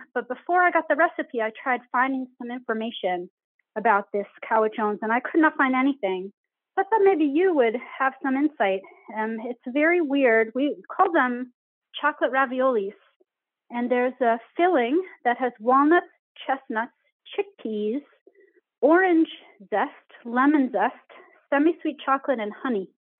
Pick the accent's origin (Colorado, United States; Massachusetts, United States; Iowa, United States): Massachusetts, United States; Boston; now in Amherst, United States; growing up in the Boston area.